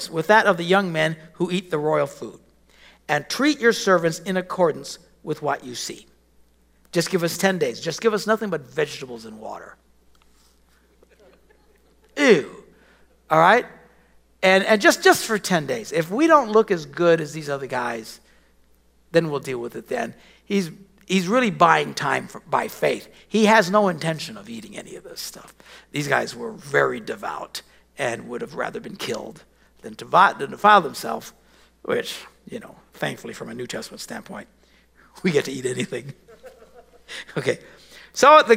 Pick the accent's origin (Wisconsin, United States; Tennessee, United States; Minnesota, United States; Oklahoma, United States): Wisconsin, United States; we're from Wisconsin, cows